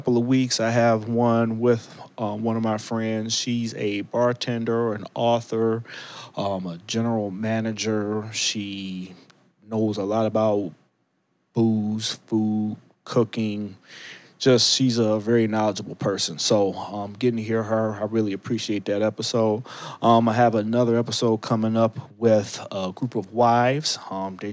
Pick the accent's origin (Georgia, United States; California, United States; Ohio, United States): Ohio, United States; Cleveland; moved away; I am in the beautiful city, my hometown, Cleveland, Ohio